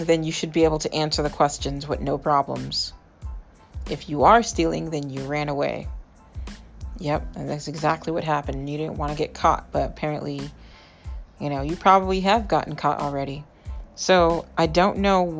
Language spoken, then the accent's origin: English; New England, United States; I'm from New England.